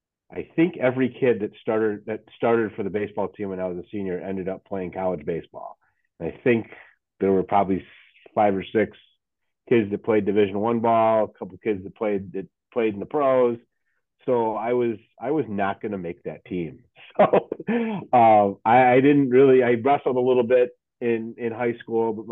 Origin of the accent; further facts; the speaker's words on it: Lake Zurich, Illinois, United States; also born or lived in Chicago; I grew up in Lake Zurich, which is a northwest suburb of Chicago. So I actually was born in the city, and then my family moved out to the suburbs when I was, very, very young